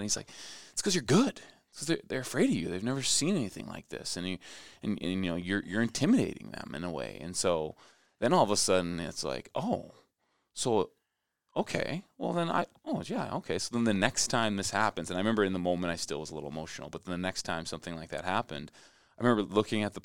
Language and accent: English; Shakopee, Minnesota, United States; also born or lived in St. Paul; growing up in Shakopee